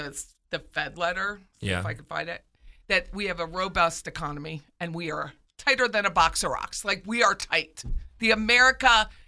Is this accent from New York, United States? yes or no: no; Pennsylvania, United States; now in Florida, United States; I don't care if he's from my home state.